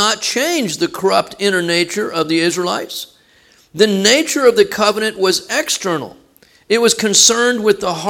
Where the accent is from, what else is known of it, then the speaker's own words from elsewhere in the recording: Texas, United States; we're from Texas